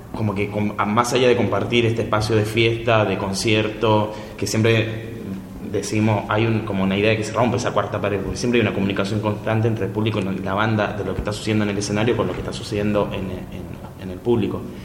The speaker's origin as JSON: {"language": "Spanish", "country": "Chile", "tie": "born or raised there", "moved": "yes", "said": "yo de chico, yo soy de Chile, en mi barrio"}